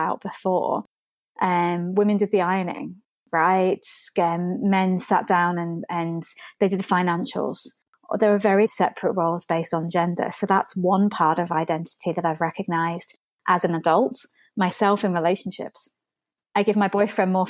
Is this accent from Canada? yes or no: no; England, United Kingdom; Where I grew up in England